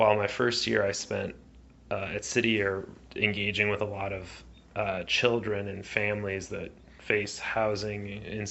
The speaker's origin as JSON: {"language": "English", "town": "Chicago", "region": "Illinois", "country": "United States", "tie": "born or raised there", "said": "Growing up in Chicago, I grew up on the northwest side of the city in Lincoln Square"}